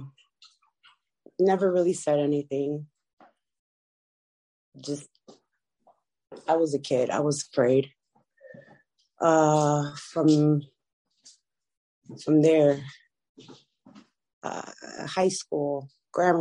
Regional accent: Chicago, Illinois, United States; also born or lived in California; When I was 4, my parents sent me to Chicago to, I believe, to live with my grandmother at first.

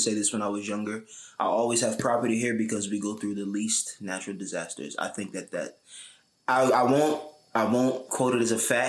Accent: Newark, New Jersey, United States; also born or lived in Elizabeth, New Jersey / Irvington, New Jersey; I was born and raised in Newark, New Jersey.

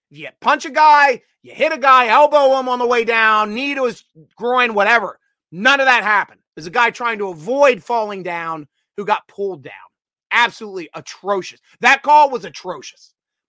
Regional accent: Sheridan, Pennsylvania, United States; Damar is a local boy, McKees Rocks, PA. I'm from Sheridan.

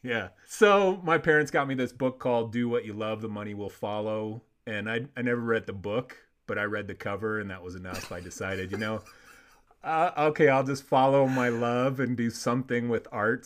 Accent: Warsaw, Indiana, United States; also born or lived in Chicago; That's where I'm from, man. I went to Warsaw High School.

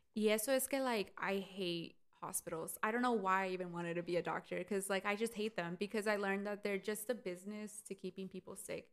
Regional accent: United States; Pero yo no soy mexicana. Like I wish I was 100% mexicana, pero soy I'm Mexican American.

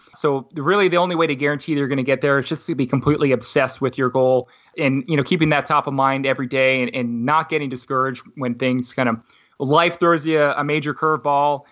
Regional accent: Halifax, Nova Scotia, Canada; moved away; buy a house back in my hometown. So, I'm from Halifax, Nova Scotia originally

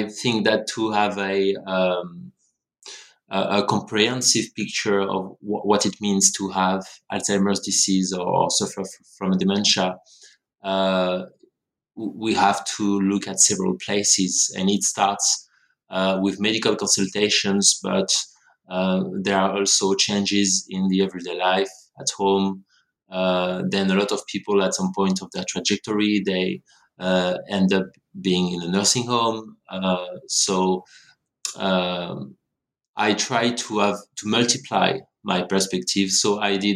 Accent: France; moved away as an adult; also born or lived in Montreal, Canada; now in Australia; I grew up in France, where I did my studies in sociology

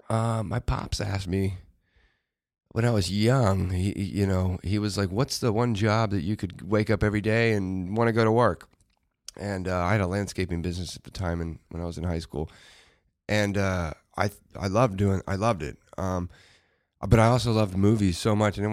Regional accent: Dallas, Texas, United States; a replicate of of my life and where I grew up in Dallas.

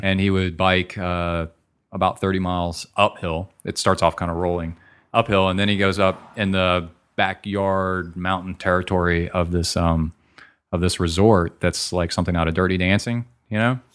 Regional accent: College Station, Texas, United States; my hometown

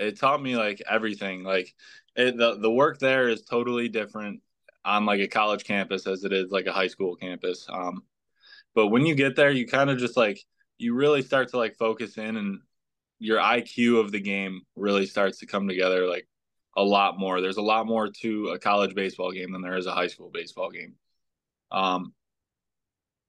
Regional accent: West Seneca, New York, United States; also born or lived in Hamburg, New York; I grew up in the West Seneca area as a kid

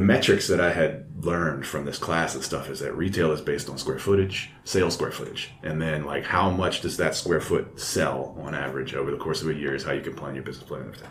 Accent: Baton Rouge, Louisiana, United States; I'm a guy from Baton Rouge

